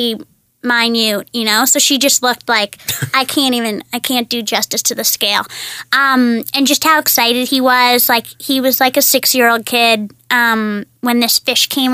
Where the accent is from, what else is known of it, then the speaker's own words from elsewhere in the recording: Toronto, Ontario, Canada; I'm from here.